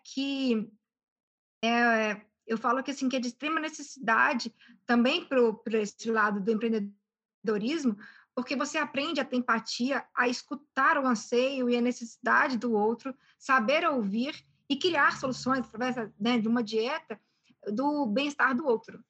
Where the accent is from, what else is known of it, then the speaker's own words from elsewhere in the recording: Belo Horizonte, Minas Gerais, Brazil; moved away; eu nasci em BH, fui criada aqui em, em Minas, mas ao mesmo tempo durante um período da minha vida, eu morei fora